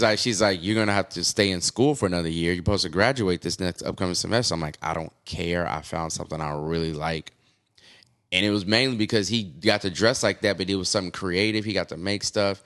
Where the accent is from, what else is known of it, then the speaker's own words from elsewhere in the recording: Oklahoma City, Oklahoma, United States; moved away as an adult; also born or lived in Austin, Texas / New York; country boy, born and raised in Oklahoma City